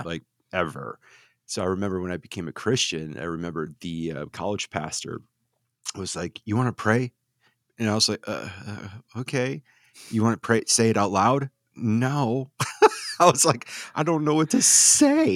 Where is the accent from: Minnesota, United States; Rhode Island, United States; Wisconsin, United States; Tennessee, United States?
Wisconsin, United States; I grew up in Redneck, Wisconsin.